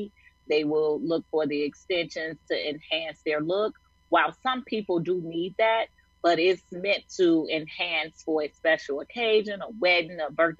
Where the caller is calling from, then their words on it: Chicago, Illinois, United States; I am in Chicago, Illinois.